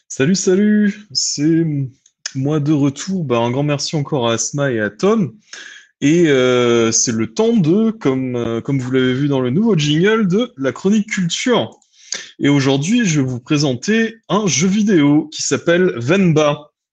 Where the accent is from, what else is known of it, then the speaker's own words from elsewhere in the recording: France; moved away; en tant que Française et Français de l'étranger